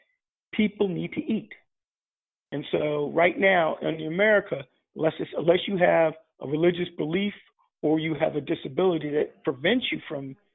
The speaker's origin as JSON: {"language": "English", "country": "United States", "said": "I'm African American, and in the United States"}